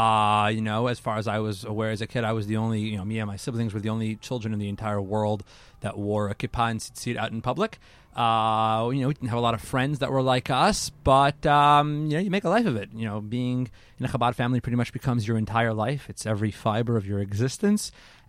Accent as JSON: {"language": "English", "town": "Salt Lake City", "region": "Utah", "country": "United States", "tie": "born or raised there", "also_born_or_lived": "Toronto, Canada", "said": "Growing up in Utah was definitely different."}